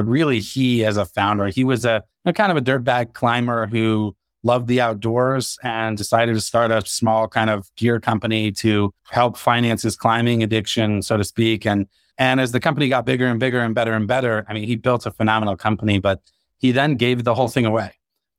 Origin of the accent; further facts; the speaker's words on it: Arizona, United States; now in Colorado, United States; co-founder, CEO of TermScout. My background is I grew up in Arizona, love the outdoors, live in Colorado now